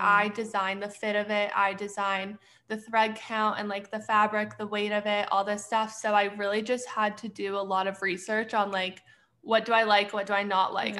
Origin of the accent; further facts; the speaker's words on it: Edmonton, Alberta, Canada; moved away as an adult; also born or lived in Arizona; now in Pittsburgh, United States; I'm originally from Edmonton, Alberta, but I currently live in Pittsburgh